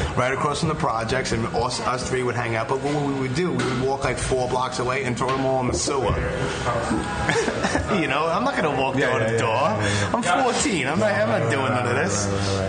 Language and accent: English; New York City, New York, United States; also born or lived in Howard Beach, Queens; I grew up in Canarsie. I went to South Shore High School